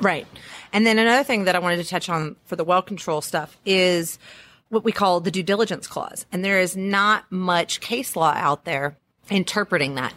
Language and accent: English; Louisiana, United States; I am from Louisiana. We're really good at throwing parties